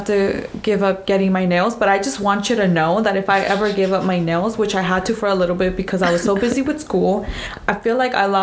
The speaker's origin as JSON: {"language": "English", "town": "La Paz", "region": "Baja California Sur", "country": "Mexico", "tie": "born or raised there", "moved": "yes", "said": "I was born in Baja California Sur in La Paz, which is the southern part of the peninsula of Baja California"}